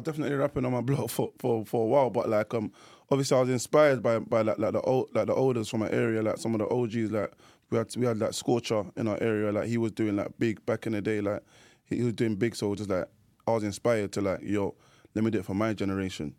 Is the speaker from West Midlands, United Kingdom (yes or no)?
no; London, United Kingdom; grew up in, uh, um, North London, Edmonton. That's my area